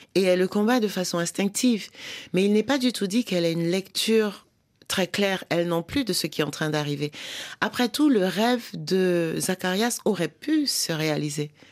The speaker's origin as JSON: {"language": "French", "town": "Douala", "region": "Littoral", "country": "Cameroon", "tie": "born or raised there", "first_language": "French", "moved": "yes", "lives_now": "Paris region, France", "said": "j'ai grandi à Douala et j'ai aussi appris l'argot de Douala"}